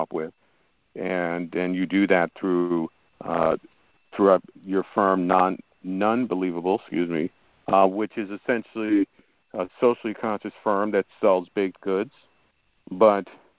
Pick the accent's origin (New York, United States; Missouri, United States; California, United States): New York, United States; I was born and raised in New York, but my parents actually immigrated to this country from Haiti